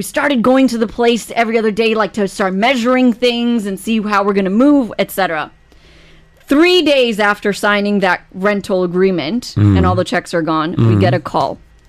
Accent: New York, United States; I am from New York.

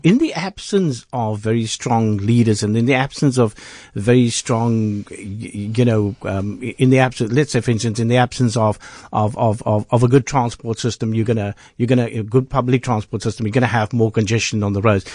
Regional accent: South Africa

